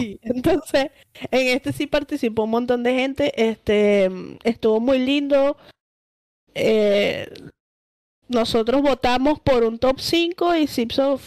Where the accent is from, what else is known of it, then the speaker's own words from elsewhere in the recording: Venezuela; nosotros somos venezolanos